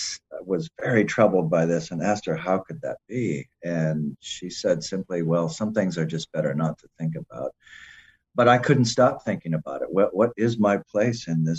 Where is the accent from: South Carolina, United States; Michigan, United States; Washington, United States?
Michigan, United States; Mount Pleasant; moved away; also born or lived in Cleveland, Ohio; I originally grew up in Central Michigan, Mount Pleasant